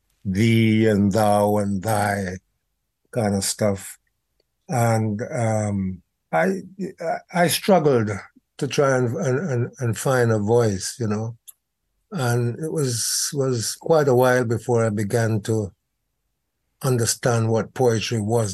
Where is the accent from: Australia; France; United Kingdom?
United Kingdom; England; felt this need to articulate the experiences of my generation growing up in England in a racially hostile environment.